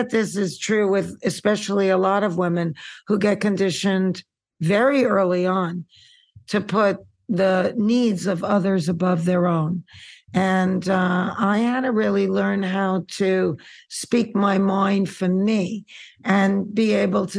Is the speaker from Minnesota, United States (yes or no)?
no; New York City, New York, United States; now in Santa Monica, United States; I'm a girl from Queens